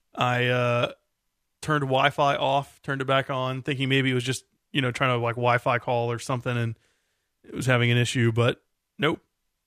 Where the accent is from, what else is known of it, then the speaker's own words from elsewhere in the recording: United States; I think it's because it's said in America, you know, by us Americans.